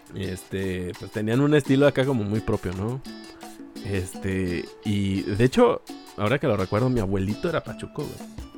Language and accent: Spanish; Aguascalientes, Mexico